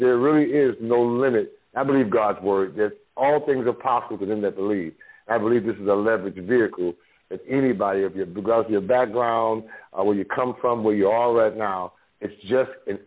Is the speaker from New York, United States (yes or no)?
yes; New York City, New York, United States; I'm from the Bronx, New York, raised up poor